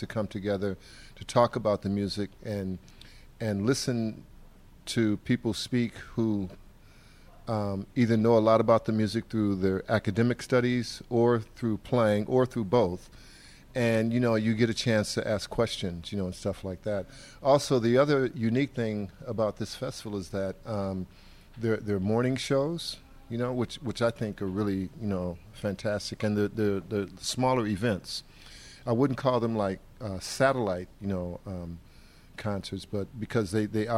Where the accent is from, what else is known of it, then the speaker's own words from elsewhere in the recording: Chicago, Illinois, United States; also born or lived in Monroe, Louisiana; Family moved up to Chicago, to the north. I was very young